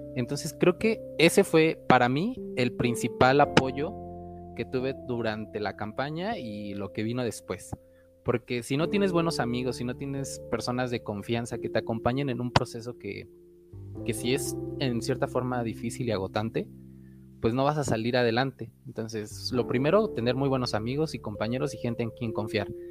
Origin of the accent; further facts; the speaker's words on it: Veracruz, Mexico; soy veracruzano